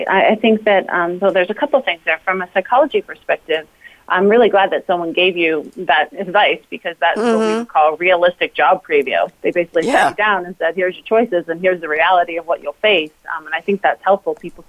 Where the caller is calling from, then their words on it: Evergreen, Colorado, United States; So I'm calling in from Evergreen, Colorado today.